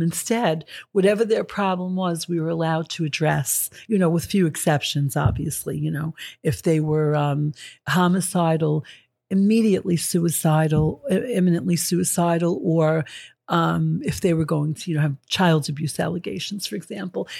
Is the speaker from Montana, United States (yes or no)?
no; New York City, New York, United States; I grew up in Astoria, Queens